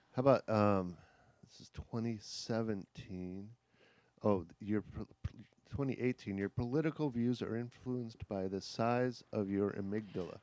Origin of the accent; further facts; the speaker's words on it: Kankakee, Illinois, United States; moved away; Illinois, Kankakee, Illinois, which is a rural town about an hour from Chicago